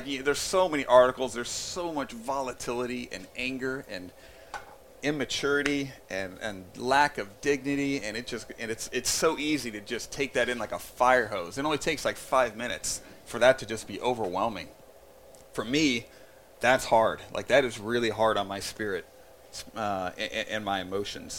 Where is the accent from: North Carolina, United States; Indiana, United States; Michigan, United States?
Indiana, United States; I grew up in Indiana